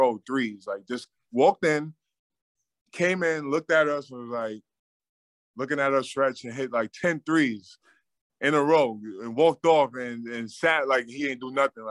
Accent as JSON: {"language": "English", "region": "New York", "country": "United States", "tie": "born or raised there", "moved": "yes", "said": "my hometown team"}